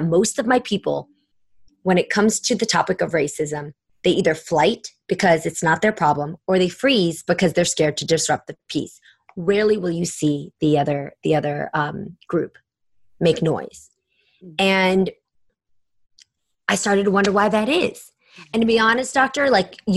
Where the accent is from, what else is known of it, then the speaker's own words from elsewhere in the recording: San Francisco, California, United States; also born or lived in San Jose; growing up in San Francisco, I had a lot of gay friends